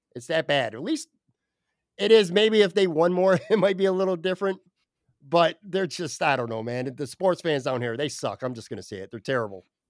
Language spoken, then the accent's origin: English; Buffalo, New York, United States; now in Florida, United States; it's kinda like my way to stay connected to my hometown, even though I'm currently not in my hometown